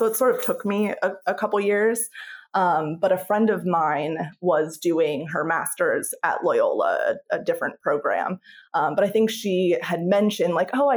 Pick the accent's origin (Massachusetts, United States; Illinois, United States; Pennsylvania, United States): Pennsylvania, United States; moved away as an adult; I'm from Pennsylvania, and they call it TSSing